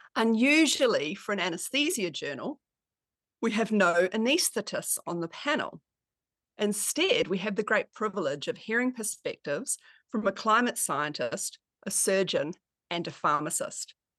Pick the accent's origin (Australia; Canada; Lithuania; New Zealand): Australia; I'm an anaesthetist from Australia.